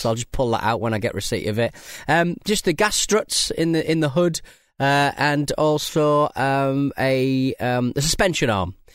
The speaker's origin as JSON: {"language": "English", "country": "United Kingdom", "said": "we're British people"}